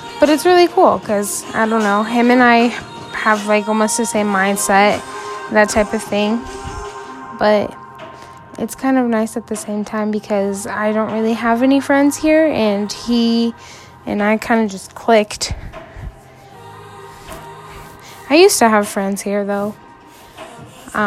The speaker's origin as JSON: {"language": "English", "region": "Idaho", "country": "United States", "tie": "born or raised there", "said": "I grew up in Idaho, and pretty much have lived in Idaho all of my life."}